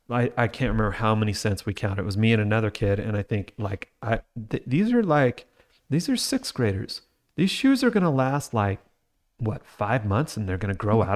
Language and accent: English; Utah, United States; We live in Utah, I grew up in Utah.